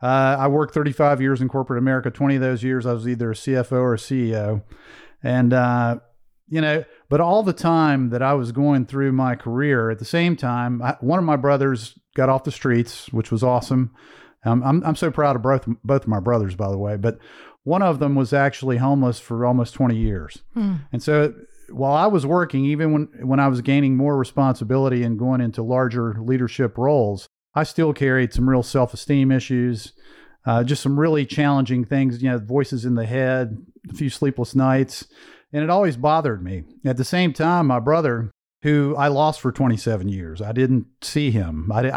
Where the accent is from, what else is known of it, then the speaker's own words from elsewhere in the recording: Greensboro, North Carolina, United States; But so I was raised in Greensboro, North Carolina. My father was a blue collar factory guy.